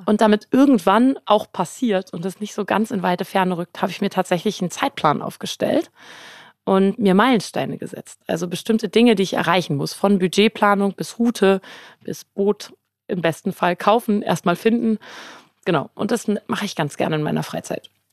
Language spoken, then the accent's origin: German; Berlin, Germany; moved away; also born or lived in London / Brisbane / Potsdam, New York / Hamburg; ich bin ein Berlin-Returner. Ich bin zwar in Berlin geboren, aber war lange nicht